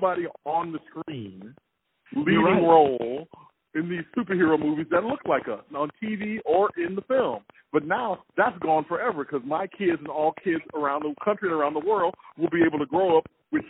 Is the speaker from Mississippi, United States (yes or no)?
yes; Mississippi, United States; also born or lived in Holly Springs, Mississippi / Orange Mound, Memphis, Tennessee; And then they turned around when I was in second grade and moved back to Mississippi.